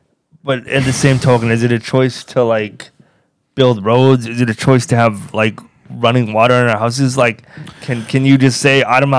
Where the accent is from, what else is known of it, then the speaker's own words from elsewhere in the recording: Alberta, Canada; I'm from Alberta.